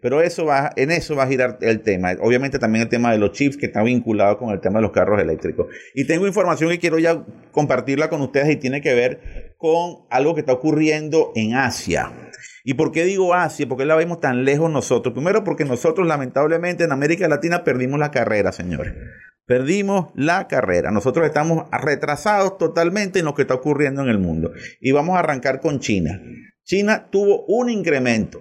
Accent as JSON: {"language": "Spanish", "country": "Venezuela", "said": "nosotros aquí en Venezuela"}